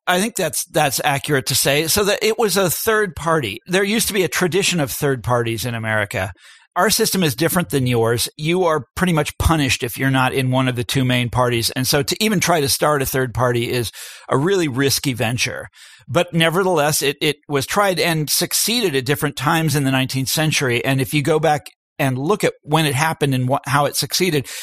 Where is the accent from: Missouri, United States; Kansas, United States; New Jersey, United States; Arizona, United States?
Kansas, United States; my home state of Kansas